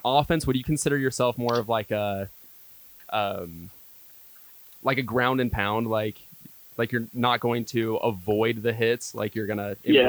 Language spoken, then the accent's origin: English; Grantsville, Utah, United States; I grew up in Grantsville